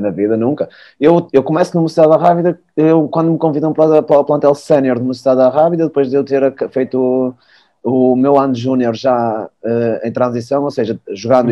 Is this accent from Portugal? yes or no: yes; Porto, Norte, Portugal; also born or lived in Trás-os-Montes; sou do Porto